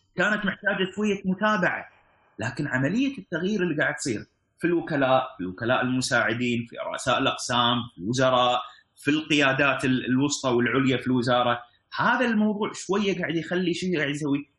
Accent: Kuwait; عندنا في الكويت

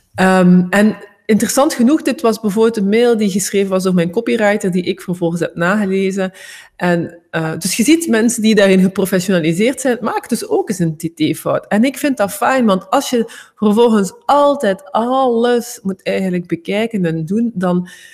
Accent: Flanders, Belgium

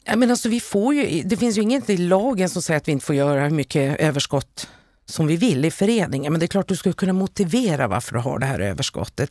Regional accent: Luleå, Norrbotten County, Sweden; städer som Luleå där jag kommer ifrån

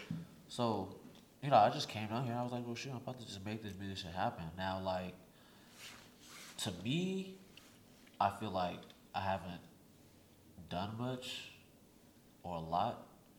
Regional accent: Sacramento, California, United States; now in Houston, United States; COVID had came and it shut down my hometown, shut down Sacramento.

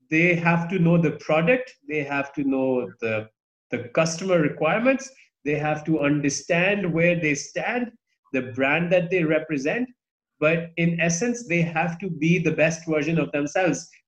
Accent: Pakistan; I was born here in Pakistan

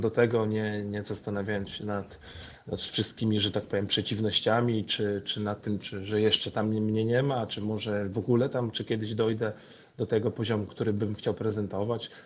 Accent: Gdańsk, Pomeranian Voivodeship, Poland; urodziłem się w Gdańsku, więc, więc jestem Polakiem. Moja mama jest Polką, mój ojciec Senegalczykiem, więc ja gdzieś tam e, urodziłem się, wychowałem się w Polsce

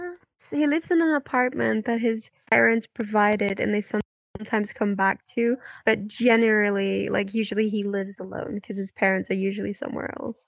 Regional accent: Belgium; moved away as an adult; now in United Kingdom; I'm from Belgium, I'm twenty-four

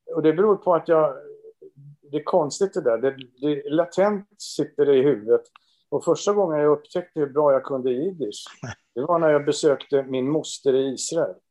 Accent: Rimbo, Stockholm County, Sweden; now in Stockholm, Sweden; jag föddes i Rimbo

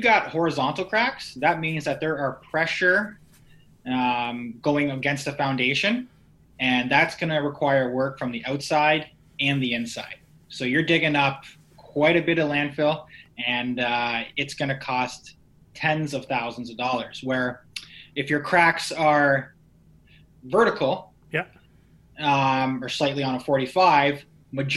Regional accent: Niagara region, Ontario, Canada; I'm originally from the Niagara region

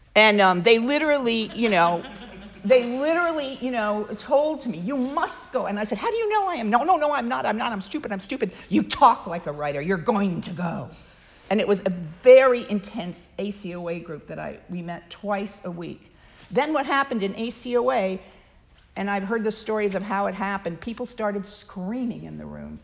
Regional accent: United Kingdom; moved away as an adult; also born or lived in London / Cambridge; now in United States; being formerly British

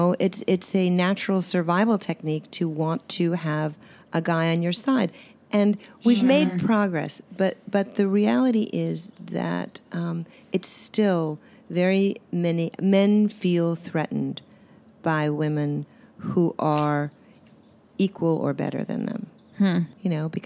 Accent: Swampscott, Massachusetts, United States; I grew up in Swampscott, which was an ocean community on the seashore, Swampscott, Marblehead.

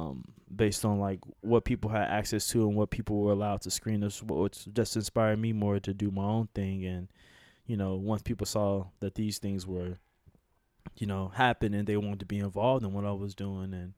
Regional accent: Chicago, Illinois, United States; I'm from Chicago

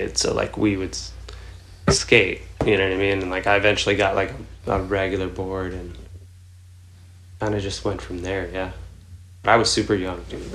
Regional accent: Red Bank, New Jersey, United States; moved away; also born or lived in Houston; I grew up in Red Bank or Lincroft Red Bank area in New Jersey

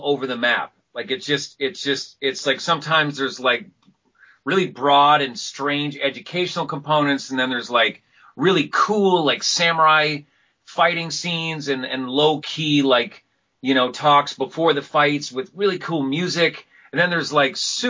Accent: Vancouver, British Columbia, Canada; I'm glad to be the first Vancouverite actor

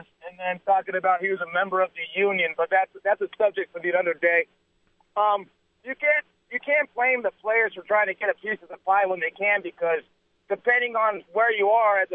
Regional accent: Hartford, Connecticut, United States; moved away; I'm from Hartford, Connecticut

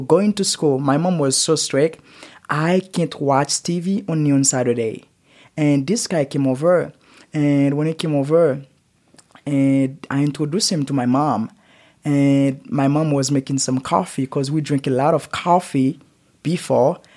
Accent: Port-au-Prince, Ouest, Haiti; English is a second language; now in Utah, United States; I raised in Haiti and born in Haiti

